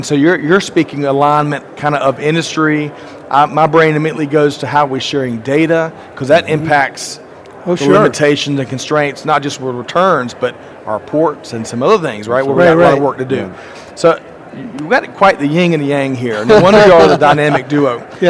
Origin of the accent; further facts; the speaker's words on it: Aiken, South Carolina, United States; my hometown of Aiken, South Carolina.